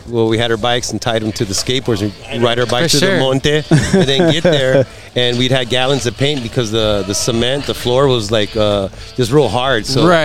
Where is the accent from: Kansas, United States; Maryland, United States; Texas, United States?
Texas, United States; Port Isabel; also born or lived in Laguna Vista, Texas; Born and raised here.